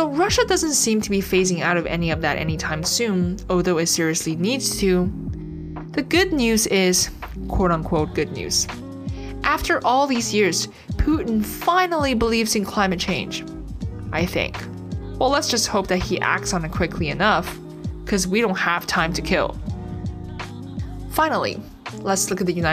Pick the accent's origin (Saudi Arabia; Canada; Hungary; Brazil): Canada; as a Canadian